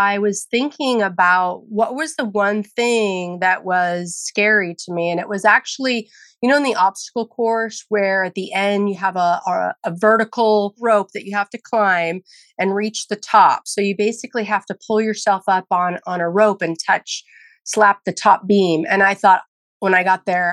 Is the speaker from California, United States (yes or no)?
yes; near San Francisco, California, United States; I grew up near San Francisco, California, where there was a large Marine presence